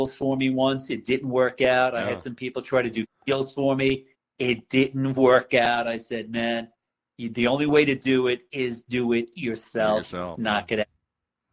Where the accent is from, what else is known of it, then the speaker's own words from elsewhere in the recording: Long Island, New York, United States; moved away as an adult; now in Florida, United States; I was born in New York City. And before we moved out to Long Island, I remember playing a stick ball when I was 6 and 7 in the streets of Greenwich Village.